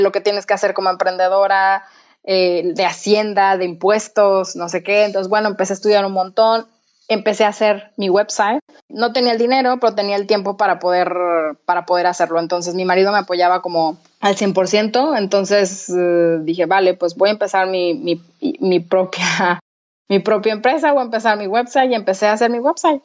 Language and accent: Spanish; Torreón, Coahuila, Mexico; moved away as an adult; also born or lived in United States / Madrid, Spain; now in Copenhagen, Denmark; yo soy de Torreón, entonces yo estudié comunicación en Torreón